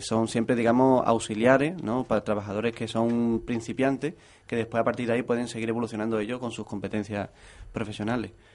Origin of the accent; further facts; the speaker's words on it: Lepe, Andalusia, Spain; now in Jerez de la Frontera, Spain; yo soy de Lepe